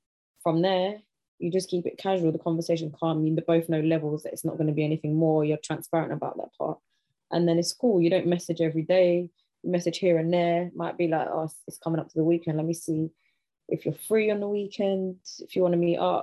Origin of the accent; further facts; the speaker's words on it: London, United Kingdom; I'm from Southeast London